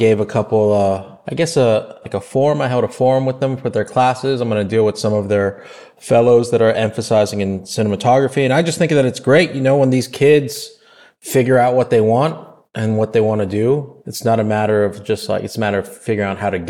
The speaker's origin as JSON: {"language": "English", "town": "Los Angeles", "region": "California", "country": "United States", "tie": "born or raised there", "said": "I was born and raised in Los Angeles"}